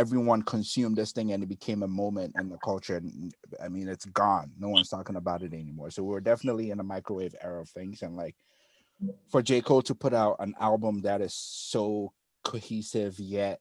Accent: Ghana; moved away; I'm from Ghana

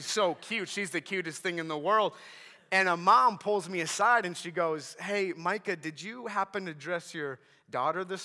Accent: Minnesota, United States; I'm from Minnesota

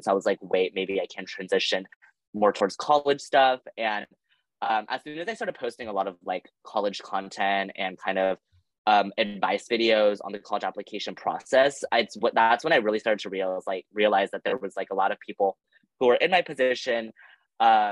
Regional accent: Los Angeles, California, United States; moved away as an adult; now in Nashville, United States; I'm originally from Los Angeles, California

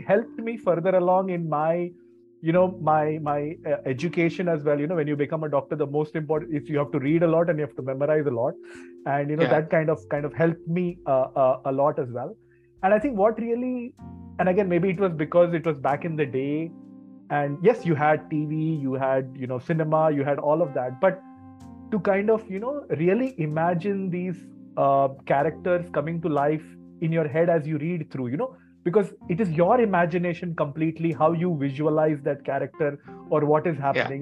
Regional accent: Mumbai, Maharashtra, India; moved away as an adult; also born or lived in Kolhapur; now in Basel, Switzerland; I'm based in Basel in Switzerland right now, but I grew up in Bombay.

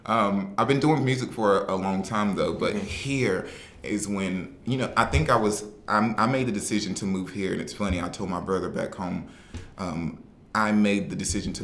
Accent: the South, United States; I'm from the South.

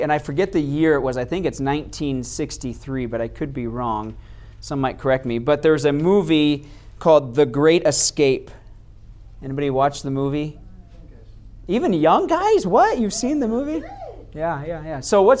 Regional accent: Yuma, Arizona, United States; born there; I was born on the Marine base down in Yuma. So I'm called the Yumanite because I was born in Yuma, but I don't really claim Yuma because it's not really a cool town to claim.

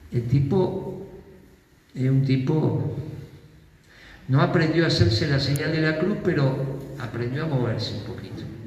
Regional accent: Argentina; somos la Argentina

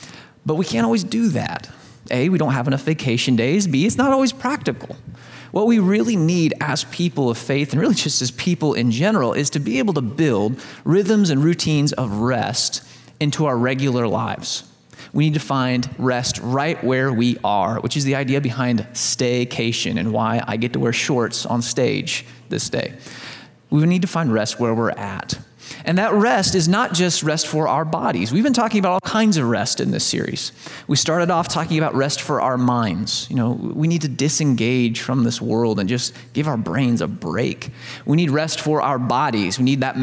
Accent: Southern Illinois, United States; I grew up in Southern Illinois

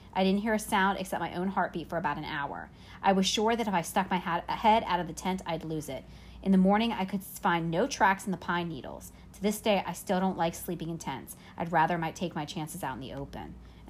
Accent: New Jersey, United States; I spent a lot of time in the Pine Barrens when I was growing up in New Jersey.

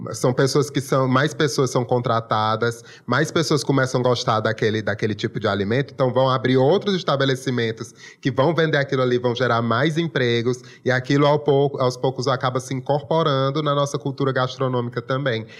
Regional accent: Brazil; Eu sou nascido e criado aqui Sim. e me orgulho muito desse sotaque

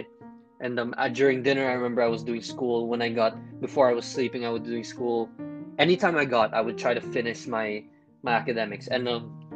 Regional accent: Philippines; growing up in the Philippines

